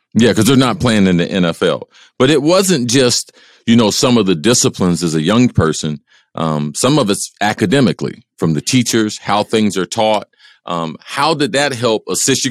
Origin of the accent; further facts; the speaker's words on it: small town outside of Cincinnati, Ohio, United States; I grew up in Ohio, not too much different than Detroit, small town outside of um, Cincinnati